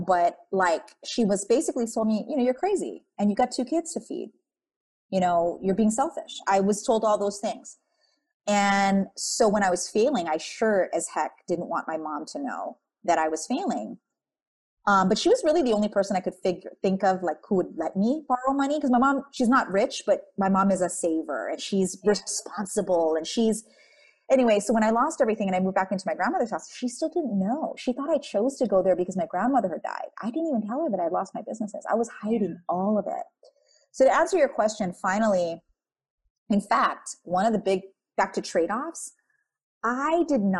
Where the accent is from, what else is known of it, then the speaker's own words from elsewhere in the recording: Philippines; You know, I'm Filipino. I'm an Asian child of a tiger mom.